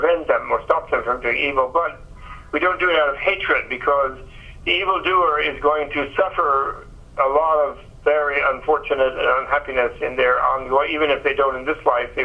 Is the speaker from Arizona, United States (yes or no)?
no; New York, United States; I was born in New York